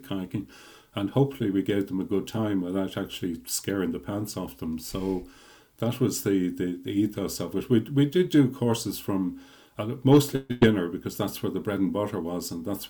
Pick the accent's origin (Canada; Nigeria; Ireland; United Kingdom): Ireland; North Leitrim, Connacht; moved away as an adult; also born or lived in Dublin; I'm from the Northwest in North Leitrim, and I spent my working life in and around Dublin